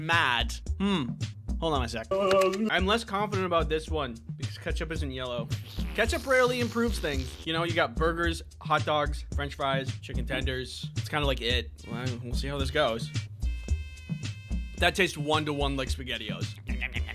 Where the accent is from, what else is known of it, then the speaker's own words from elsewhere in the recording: Midwest, United States; I'm from the Midwest. We dip our pizza in ranch